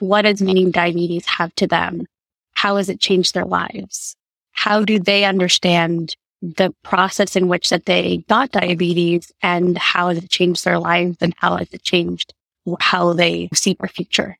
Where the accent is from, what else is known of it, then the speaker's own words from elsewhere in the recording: Guatemala; moved away; also born or lived in Rhode Island, United States / Indiana, United States; my mother's from Guatemala, and growing up there throughout my childhood and spending a long period of time during my life